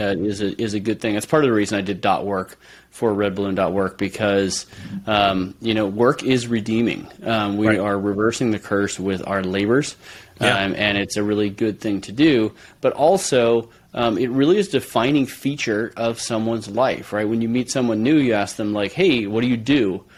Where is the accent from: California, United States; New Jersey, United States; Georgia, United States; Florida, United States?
California, United States; San Francisco Bay Area; moved away as an adult; now in Moscow, Idaho, United States; I grew up in San Francisco Bay Area